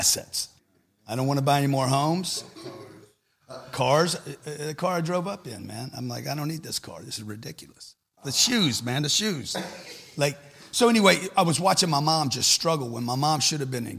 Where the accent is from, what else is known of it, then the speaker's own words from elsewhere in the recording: Louisiana, United States; I grew up in Louisiana